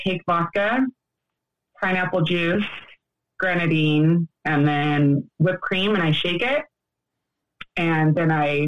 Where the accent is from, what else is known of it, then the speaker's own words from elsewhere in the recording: Yorba Linda, California, United States; I'm from Yorba Linda, California, Orange County.